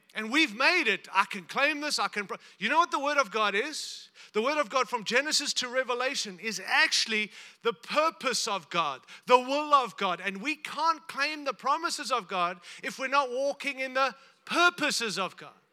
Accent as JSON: {"language": "English", "country": "United States", "said": "I'm from America"}